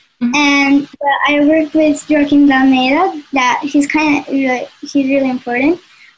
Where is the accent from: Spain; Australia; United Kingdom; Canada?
Spain; I am from Spain